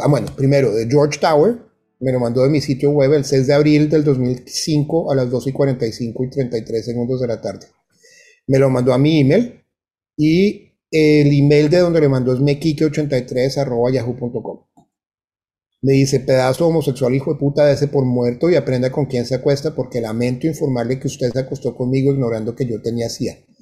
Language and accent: Spanish; Colombia; moved away as an adult; also born or lived in Bogotá; now in Florida, United States